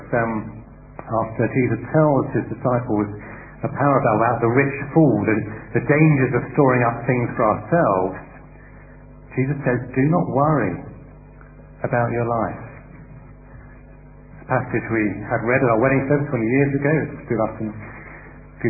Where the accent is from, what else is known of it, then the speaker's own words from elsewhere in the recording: United Kingdom; as British people